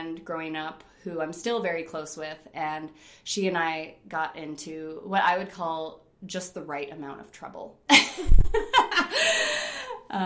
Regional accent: Rochester, New York, United States; moved away as an adult; also born or lived in Fort Collins, Colorado; I was born and raised in Rochester, New York in 1975

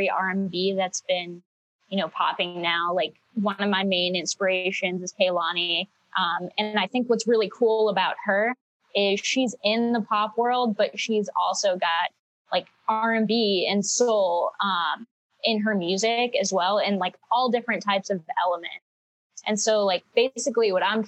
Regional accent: Chicago, Illinois, United States; moved away as an adult; also born or lived in Boston; now in Los Angeles, United States; I grew up in Chicago

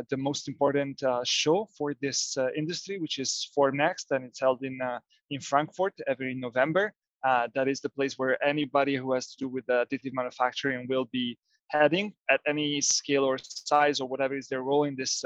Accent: Genoa, Liguria, Italy; now in Massa Lombarda, Italy; I was born and raised here in Italy, somewhere else in Genova.

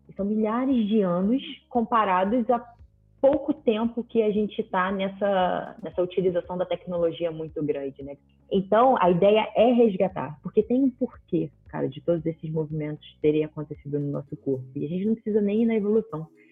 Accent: Rio de Janeiro, Brazil; sou do Rio de Janeiro

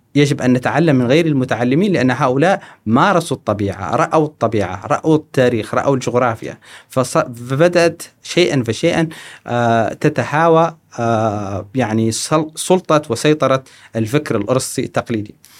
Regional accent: Mauritania; moved away as an adult; also born or lived in Trarza, Mauritania / Nouakchott, Mauritania / United States; now in Kuwait; أنا ولدت في الجنوب الموريتاني، آه، في تقريباً منطقة تريرزا. ثم بعد ذلك انتقلت إلى العاصمة من واكشوط. ثم بعد ذلك انتقلت إلى أمريكا.

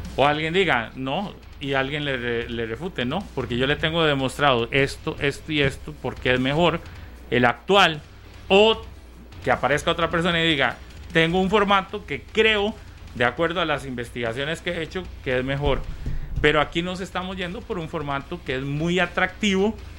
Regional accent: San Ramón, Alajuela, Costa Rica; San Ramón porque es el de mi tierra

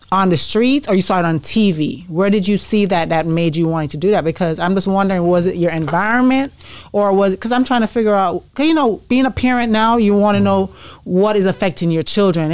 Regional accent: Jamaica; moved away; I'm from Jamaica

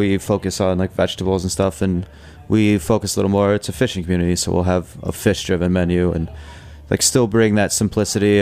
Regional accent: Colorado, United States; now in New York, United States; I grew up in Colorado, and I grew up around these farming communities

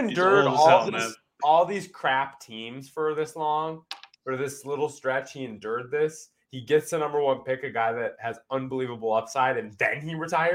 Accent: Minnesota, United States

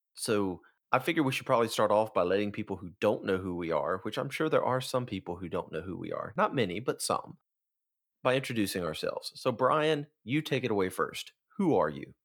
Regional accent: Tupelo, Mississippi, United States; I am from Tupelo, Mississippi

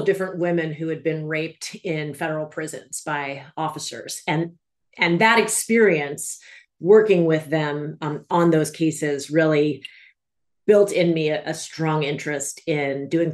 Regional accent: Washington, District of Columbia, United States; moved away as an adult; also born or lived in New England / New York; now in California, United States; I grew up in Washington, D.C.

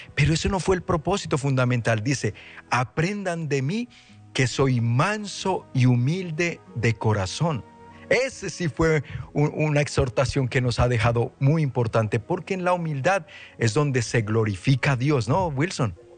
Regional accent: Colombia; moved away; decimos allá en Colombia

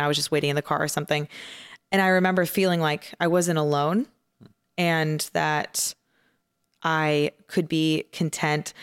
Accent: outside of Phoenix, Arizona, United States; I grew up in a kind of your, your average Baptist church, um, outside of Phoenix, Arizona

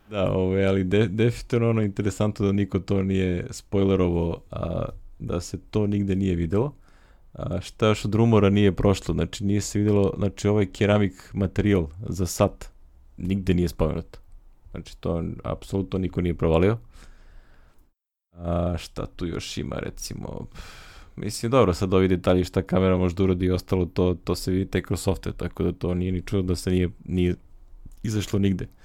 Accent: Pirot, Pirot District, Serbia; ja sam iz Pirot

